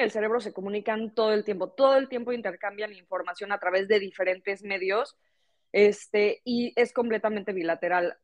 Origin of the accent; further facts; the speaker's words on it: Mexico; moved away as an adult; now in Barcelona, Spain; yo soy de México y bueno, me gradué ya de la carrera y terminé haciendo mi máster en Barcelona, donde vivo actualmente